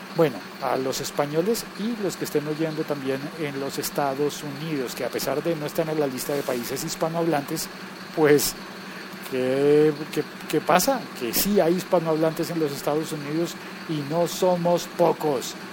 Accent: Colombia; also born or lived in France; en mi país

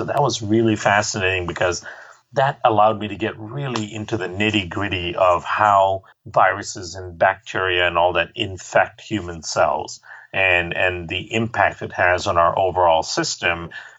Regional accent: Malaysia; also born or lived in India; I grew up in Malaysia and India, so I spent a lot of time in her clinics with her

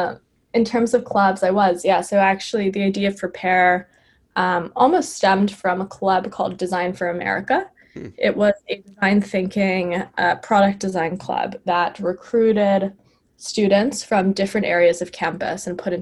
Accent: New York City, New York, United States; also born or lived in California; I grew up in New York City. I've been living here my entire life

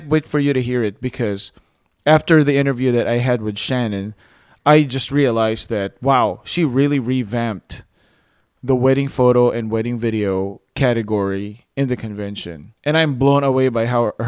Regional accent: Philippines; I'm Filipino

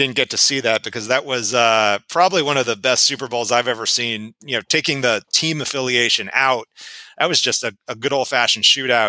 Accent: Cherry Hill, New Jersey, United States; But always I tell someone I'm from Philadelphia and they said, oh, Philly, what part? And I have to say, well, Southern New Jersey.

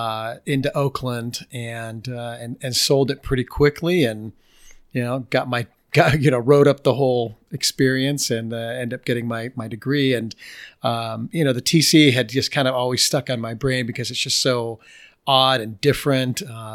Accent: Germany; I knew German because I grew up in Germany

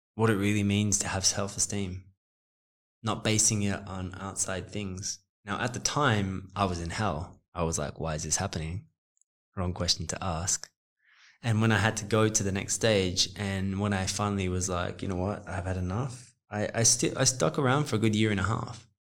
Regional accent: Australia; moved away; also born or lived in Los Angeles, United States / New York, United States; I'm Australian but South African

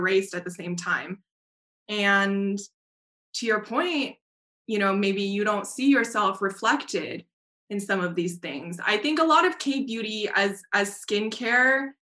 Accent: Taiwan; moved away; also born or lived in United States; I'm Taiwanese American, and I remember growing up in Taiwan.

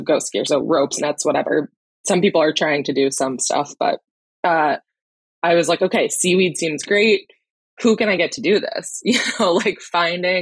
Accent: Camden, Maine, United States; moved away as an adult; also born or lived in Boston / Wyoming; I grew up in the Mid-Coast in Camden and was lucky enough to have a boat growing up

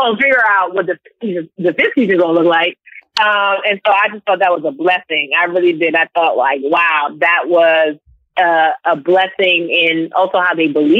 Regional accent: Nigeria; And because I'm Nigerian, we're so entrepreneurial in our mindset.

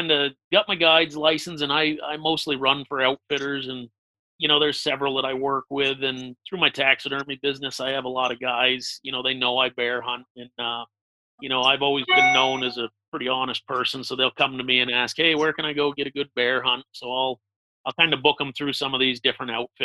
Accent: Western Massachusetts, United States; I grew up in Western Massachusetts, right up in the corner near Vermont, New York

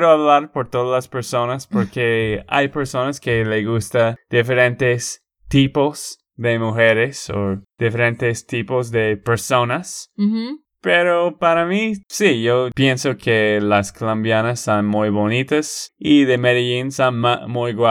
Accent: United States; born there; porque en la cultura donde yo nací

